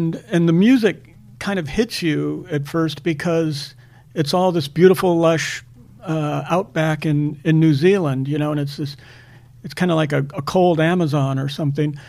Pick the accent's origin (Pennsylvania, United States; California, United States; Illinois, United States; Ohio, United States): Ohio, United States; Akron; when I was a kid, uh, I'd go into a, a, store in Akron, Ohio